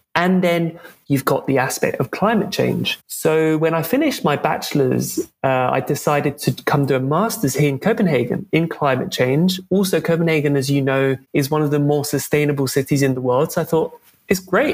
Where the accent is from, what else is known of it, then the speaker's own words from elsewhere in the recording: London, United Kingdom; moved away as an adult; also born or lived in Scotland; I grew up in Western Europe to French and English parents, but I grew up in London mostly, in the capital of the UK.